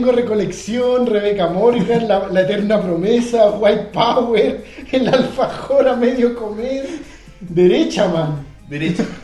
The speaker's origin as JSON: {"language": "Spanish", "country": "Chile", "said": "Somos chilenos"}